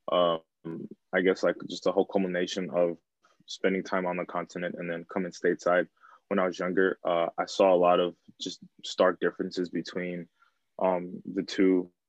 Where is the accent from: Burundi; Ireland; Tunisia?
Burundi; English is a second language; now in United States; Um, I'm from East Africa, country called Burundi, and I've been in the U.S. since 2005.